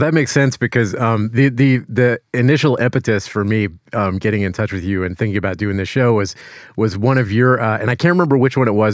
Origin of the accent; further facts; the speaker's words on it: Louisiana, United States; moved away; I'm from Louisiana